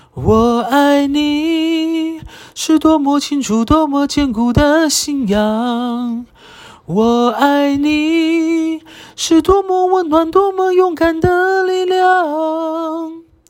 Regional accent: Taiwan; 我是住在台湾的台湾人

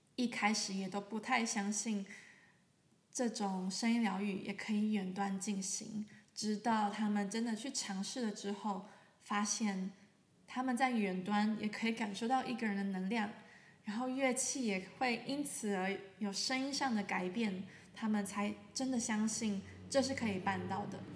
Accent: Taiwan; now in Germany; 我是一位声音疗愈师。啊，我现在住在德国，可是我来自台湾

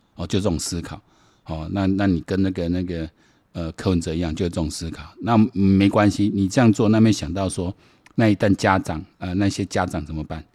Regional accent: Taiwan; 我们台湾人呢，我这一辈人呢，何其有幸

